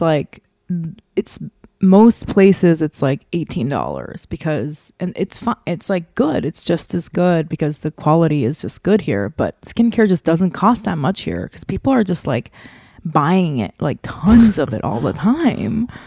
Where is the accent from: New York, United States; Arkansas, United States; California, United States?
New York, United States; I'm from New York